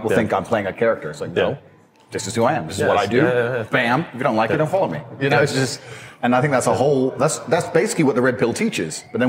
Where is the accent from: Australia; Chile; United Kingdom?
United Kingdom; England; moved away as an adult; also born or lived in Washington, D.C., United States / Goshen, Indiana, United States; now in Eastern Europe; And then, moved to England. So grew up in England